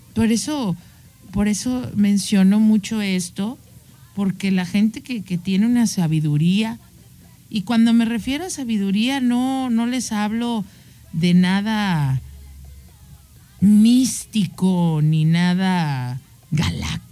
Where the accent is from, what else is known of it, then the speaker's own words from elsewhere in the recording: Mexico; soy mexicana y nací aquí y amo mi cultura